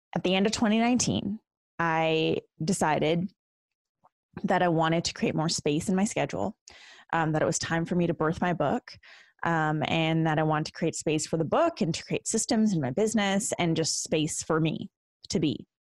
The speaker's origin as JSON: {"language": "English", "country": "Canada", "said": "as a Canadian"}